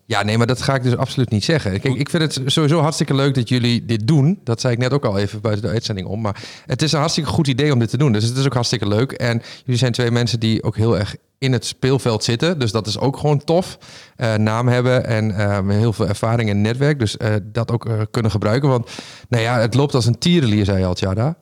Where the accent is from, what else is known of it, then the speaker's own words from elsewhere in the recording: Raalte, Overijssel, Netherlands; accent: Low Saxon; ik ben opgegroeid in het Neder-Saxisch, om het maar zo te zeggen. Maar ik kom uit ja, Midden-Overijssel, uit de buurt van Raalte.